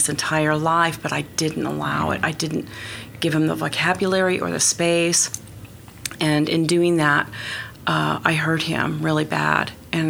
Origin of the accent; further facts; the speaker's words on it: Oklahoma City, Oklahoma, United States; I was born and raised in Oklahoma City. I grew up in the Britton Village area, and I met my husband there.